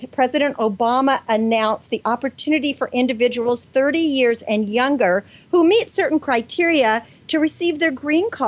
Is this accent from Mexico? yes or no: yes; Mexico; also born or lived in San Diego, California; now in United States; I am from Mexico.